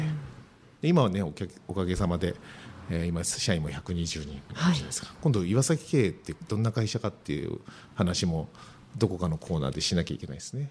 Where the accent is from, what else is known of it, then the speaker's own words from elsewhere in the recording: Mishima, Shizuoka, Japan; 私三島出身ですけど